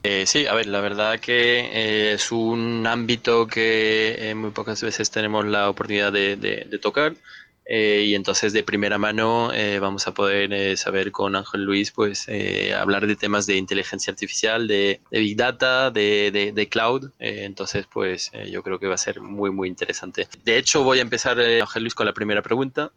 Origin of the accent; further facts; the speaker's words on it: France; now in Madrid, Spain; Yo, como francés